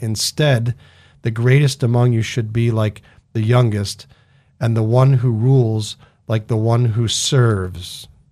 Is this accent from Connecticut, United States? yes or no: yes; Connecticut, United States; now in Idaho, United States; I grew up in Connecticut